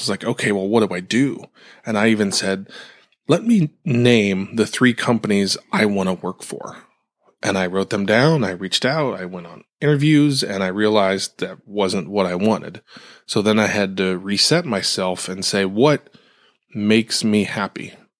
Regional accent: Ohio, United States; where I grew up in Ohio

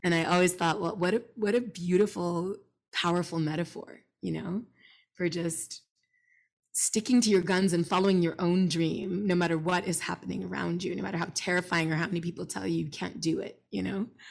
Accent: Montreal, Quebec, Canada; I grew up in Montreal

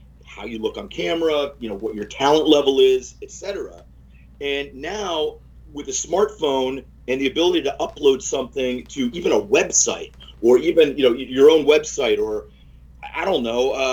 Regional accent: New Castle, Pennsylvania, United States; I grew up in Newcastle, Pennsylvania, small town

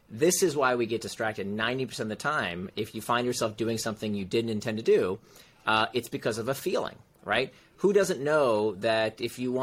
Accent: Central Florida, United States; moved away; also born or lived in Silicon Valley; I grew up in Central Florida

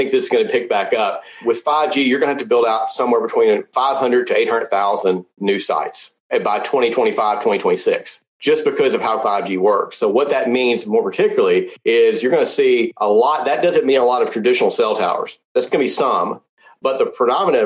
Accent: Memphis, Tennessee, United States; I was born in Memphis, Tennessee, where St. Jude's is

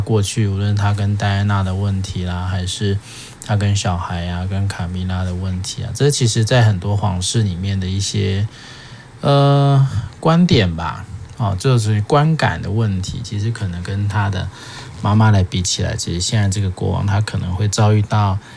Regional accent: Taiwan; 就我们华人或者是我们台湾人啊

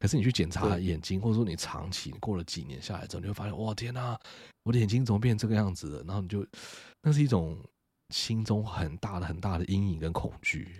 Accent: Taiwan; 我以身为台湾人为荣，

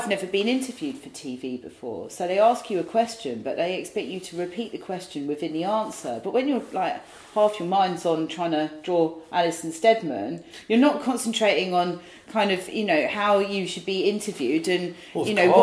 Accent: Saltwood, South East England, United Kingdom; now in London, United Kingdom; where I grew up in Saltwood

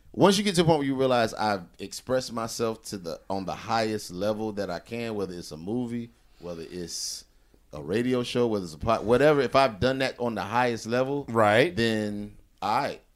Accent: the South, United States; I'm from the South

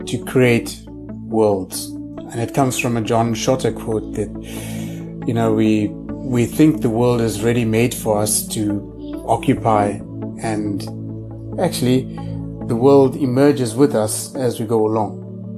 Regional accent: Pietermaritzburg, KwaZulu-Natal, South Africa; I grew up in a little town called Pietermaritzburg, which is about 150 kilometers outside of Durban

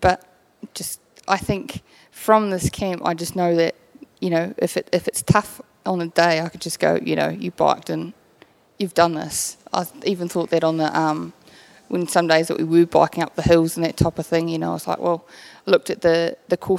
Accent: Gore, Southland, New Zealand; now in New Plymouth, New Zealand; Originally I'm from Gore. I now live in New Plymouth

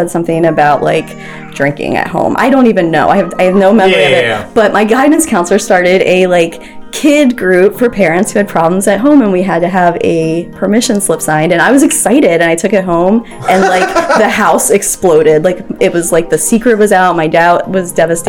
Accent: Anne Arundel County, Maryland, United States; also born or lived in Howard County, Maryland / Towson, Maryland; I'm from Maryland. I grew up in Anne Arundel County

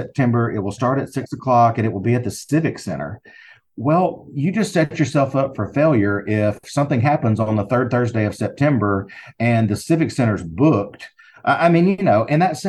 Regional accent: Alabama, United States; accent: Southern; in the state of Alabama where I am, if you can't tell by my accent, I'm sure you can.

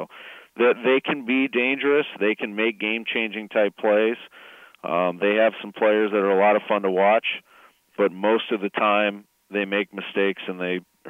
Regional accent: St. Louis, Missouri, United States; also born or lived in Indiana; And this is my hometown, so.

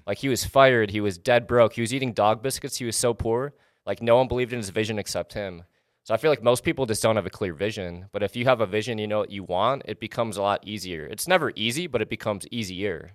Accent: Wisconsin, United States; now in Los Angeles, United States; I basically grew up in Wisconsin

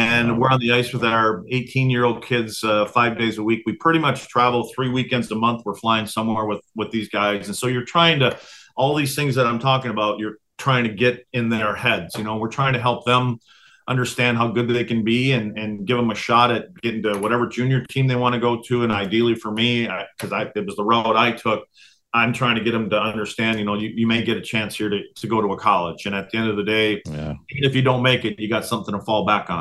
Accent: Wisconsin, United States; taking the Stanley Cup to my hometown

